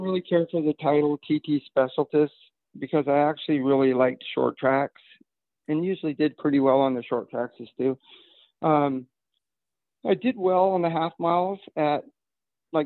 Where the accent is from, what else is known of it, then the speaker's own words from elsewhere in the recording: southeast of Seattle, Washington, United States; I grew up about 35 minutes kind of southeast of Seattle